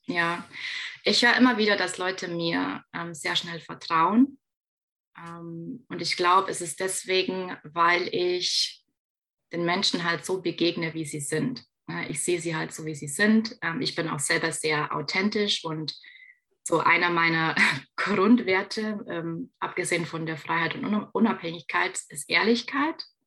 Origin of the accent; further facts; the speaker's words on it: Bavaria, Germany; Ich komme ja aus Bayern